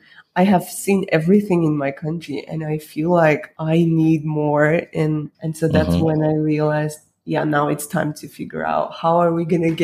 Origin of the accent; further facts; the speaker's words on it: Armenia; moved away as an adult; now in Kuala Lumpur, Malaysia; I'm originally Armenian, mm-hmm. a very tiny, small country.